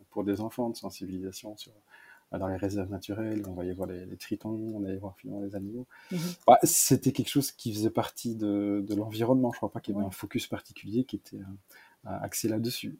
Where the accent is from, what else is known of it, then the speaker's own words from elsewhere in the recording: Malmedy, Wallonia, Belgium; j'ai grandi dans une double culture, donc en partie germanophone et en partie francophone. Donc, je viens de la partie de Web Malmedy, donc la partie est de la Belgique